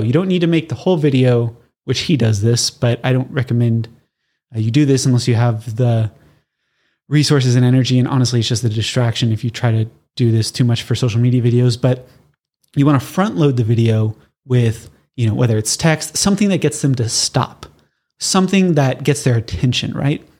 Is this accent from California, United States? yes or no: yes; Southern California, United States; I'm born and raised in Southern California